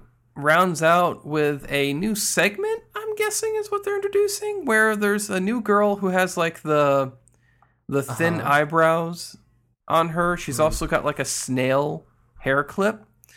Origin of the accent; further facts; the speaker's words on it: New York, United States; "But I'm from New York." "Oh, say with a Brooklyn accent."